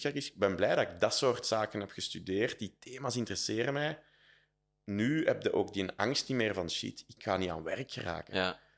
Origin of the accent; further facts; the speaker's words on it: Leuven, Flemish Brabant, Belgium; Dus ik ben fier dat ik van Leuven ben, maar ik ben ook wel helemaal oké dat ik daar weg ben. Ja, dus in die eerste move was echt van Leuven naar Brussel.